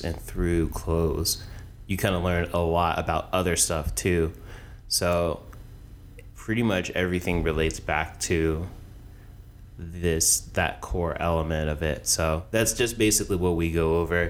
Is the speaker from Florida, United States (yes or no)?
yes; Jacksonville, Florida, United States; Originally from Jax